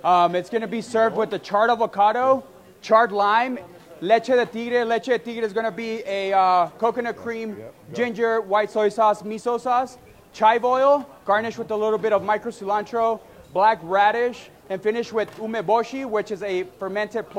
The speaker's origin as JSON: {"language": "English", "town": "El Paso", "region": "Texas", "country": "United States", "said": "I'm from El Paso, Texas."}